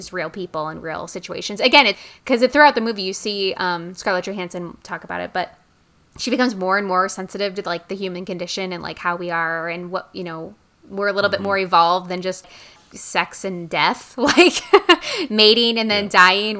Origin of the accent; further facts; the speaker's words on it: United States; as an American